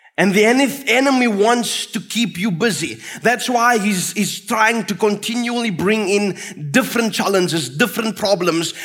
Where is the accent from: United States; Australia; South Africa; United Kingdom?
South Africa; Fraserburg, Northern Cape; where I grew up in Fraserburg with my father